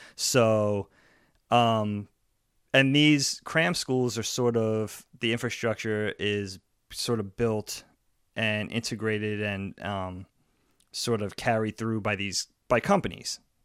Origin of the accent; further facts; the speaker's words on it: Long Island, New York, United States; growing up on Long Island, high school was nine, ten, eleven, twelve